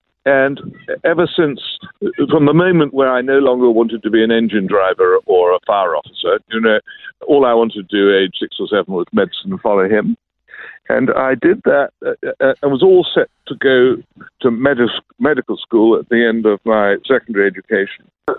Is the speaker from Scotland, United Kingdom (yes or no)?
no; London, United Kingdom; I grew up in London, England, and both my parents were wonderful followers of Jesus, and so I grew up in that environment and was very grateful for the heritage.